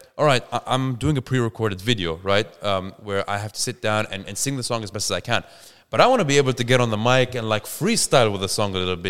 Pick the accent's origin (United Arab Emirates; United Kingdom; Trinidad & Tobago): United Arab Emirates; Dubai; now in Australia; I'm born and bred in Dubai.